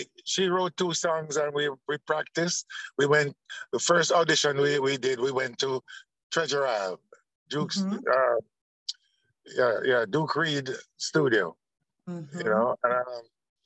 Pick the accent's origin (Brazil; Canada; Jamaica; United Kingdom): Jamaica; Kingston; all three of us are from Trenchtown, you know? So I was born in Trenchtown.